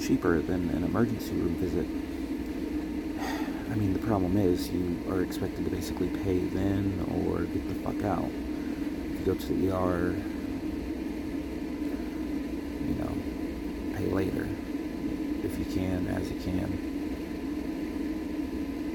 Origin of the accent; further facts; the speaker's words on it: Texas, United States; now in Rochester, United States; I am originally from Texas